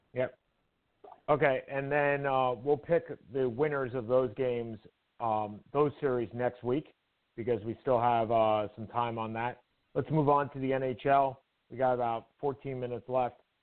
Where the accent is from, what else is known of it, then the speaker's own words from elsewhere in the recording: New York, United States; I am a New Yorker through and through